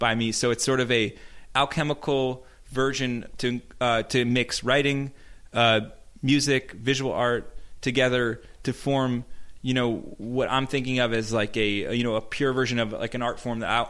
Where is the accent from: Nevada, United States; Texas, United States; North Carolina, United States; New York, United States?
New York, United States; at the Planetarium near my hometown